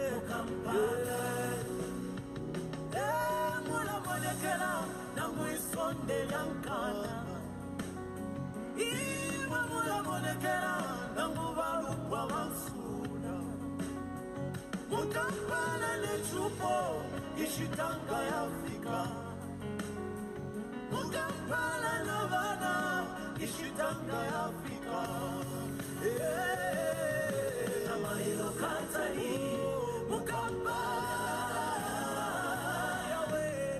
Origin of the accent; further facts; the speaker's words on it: Mufulira, Copperbelt Province, Zambia; moved away as an adult; also born or lived in South Africa; now in Flossmoor, United States; I was born in Mufulira, Zambia. I lived in the mining township there. And my father worked in the mines as a nurse